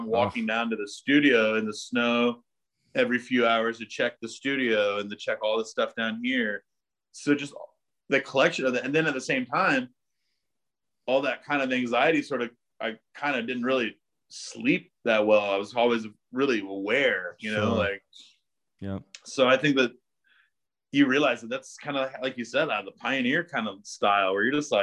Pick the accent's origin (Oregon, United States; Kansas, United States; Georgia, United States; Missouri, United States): Missouri, United States; the Ozarks; also born or lived in New York City; now in Texas, United States; I grew up in Missouri in the Ozarks